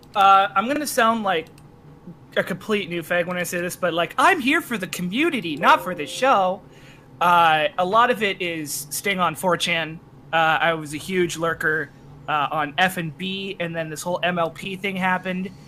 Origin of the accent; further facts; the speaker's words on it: Canada; I'm also Canadian